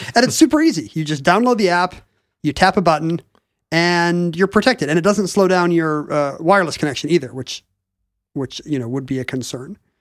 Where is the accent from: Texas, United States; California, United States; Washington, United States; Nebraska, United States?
Washington, United States; Edmonds; when I was growing up in Edmonds